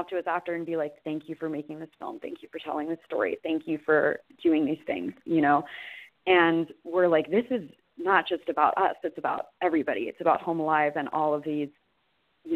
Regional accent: Baltimore, Maryland, United States; I was born and raised in Baltimore

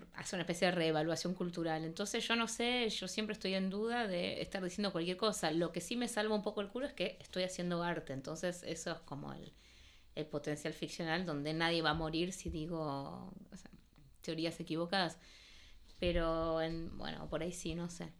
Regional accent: Argentina; first language Spanish; moved away as an adult; also born or lived in Paris, France; yo nací en París, pero eh, mi idioma es el español. Mis padres son argentinos y yo crecí en Argentina.

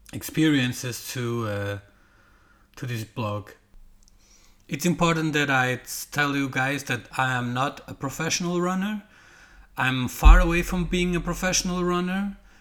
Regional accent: Portugal; English is a second language; now in Denmark; my English is not like perfect because I'm not from England or from the U.S. or uh, you know Australia or whatever. I am from Portugal, living in Denmark

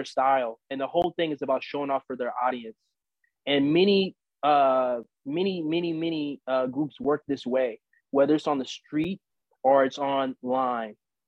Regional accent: St. Louis, Missouri, United States; moved away; I didn't grow up in Israel. I grew up in St. Louis

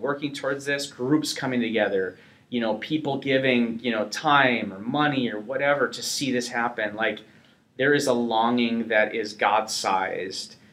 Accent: North Dakota, United States

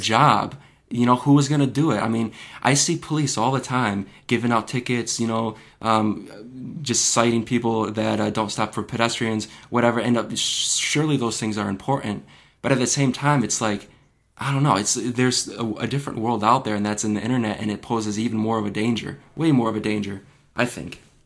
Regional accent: Michigan, United States; my home state of Michigan

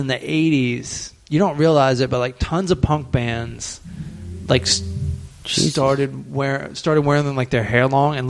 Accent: Southern Maryland, United States; now in Los Angeles, United States; I'm from Southern Maryland.

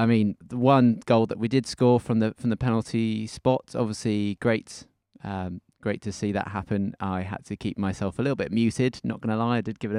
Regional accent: Wales, United Kingdom; accent: Welsh; Well, yeah. Clearly my Welsh accent.

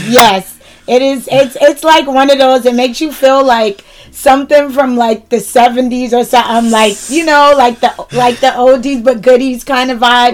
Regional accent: Boston, Massachusetts, United States; accent: Bostonian; my my Bostonian accent

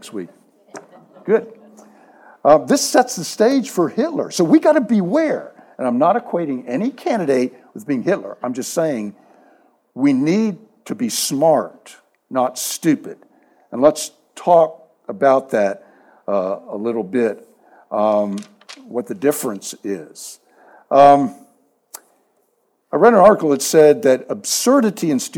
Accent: Maryland, United States; moved away as an adult; also born or lived in Texas; now in San Antonio, United States; I grew up in Maryland

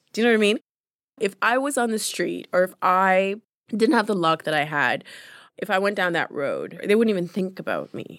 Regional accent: London, Ontario, Canada; English is a second language; also born or lived in Uganda; I'm from London, Ontario. I'm in Toronto.

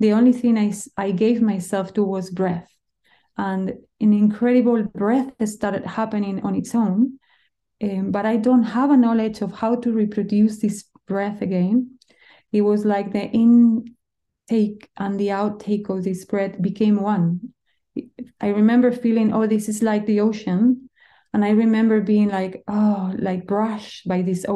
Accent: Spain; moved away; I come from Spain. You need to understand that food is our culture

